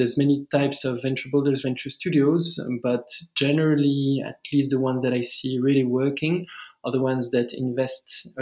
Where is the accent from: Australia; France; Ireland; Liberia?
France; English is a second language; moved away as an adult; as you may hear from my accent, I'm originally from France, but I've been in various emerging countries for the past 10 or so years